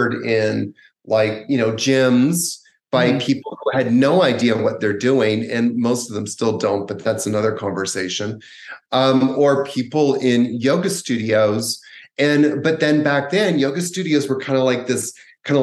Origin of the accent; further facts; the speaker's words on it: Canada; when I was about 18, growing up in Canada